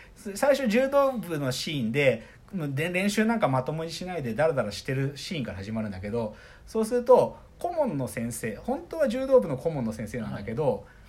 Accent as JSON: {"language": "Japanese", "town": "Maebashi", "region": "Gunma", "country": "Japan", "tie": "born or raised there", "said": "群馬県前橋出身"}